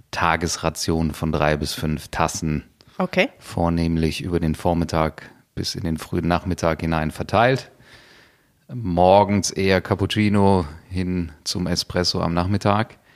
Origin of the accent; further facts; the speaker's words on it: Cologne, North Rhine-Westphalia, Germany; born there; Ähm, ich bin äh, hier in Köln geboren, ähm, habe das im Pass stehen. Das hat für Kölner ja doch auch eine gewisse Bedeutung.